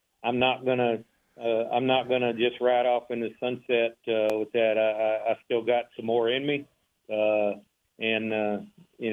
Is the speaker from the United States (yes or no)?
yes; Waco, Texas, United States; born or raised there